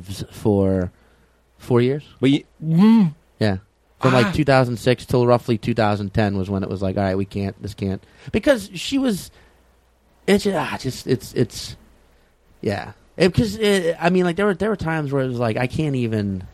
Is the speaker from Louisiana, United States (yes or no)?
yes; New Orleans, Louisiana, United States; moved away as an adult; it would be New Orleans. So, no, that's my hometown